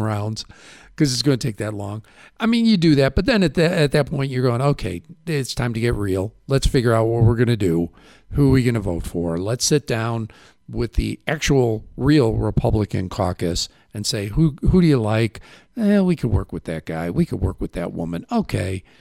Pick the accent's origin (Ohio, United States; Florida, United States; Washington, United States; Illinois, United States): Illinois, United States; Chicago; moved away; I'm from Chicago